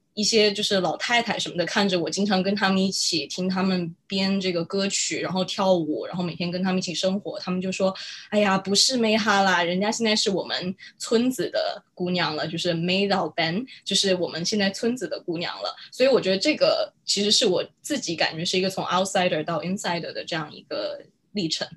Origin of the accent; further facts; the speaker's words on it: Guizhou, China; 因为我自己在贵州长大